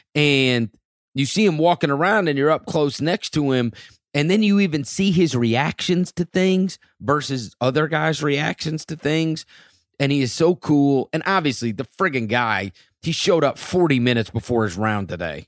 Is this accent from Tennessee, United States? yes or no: yes; Memphis, Tennessee, United States; my hometown